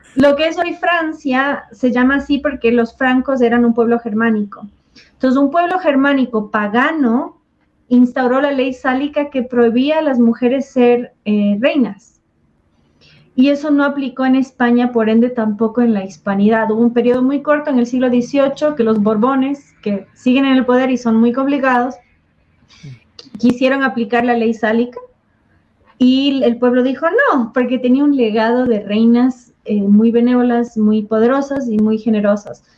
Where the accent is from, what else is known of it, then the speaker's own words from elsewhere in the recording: southern Ecuador, Ecuador; los cañaris del sur de Ecuador